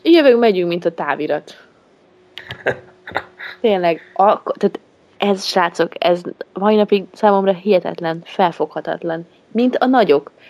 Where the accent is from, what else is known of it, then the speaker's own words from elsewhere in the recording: Great Hungarian Plain, Hungary; Hát alföldi lány vagyok